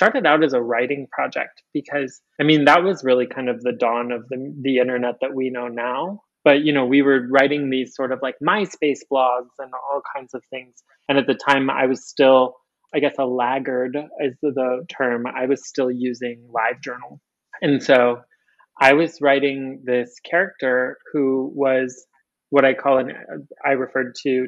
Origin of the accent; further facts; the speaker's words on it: Michigan, United States; moved away as an adult; also born or lived in Chicago / Atlanta; now in New Orleans, United States; I was born in Michigan. I was brought up in a really rural sort of environment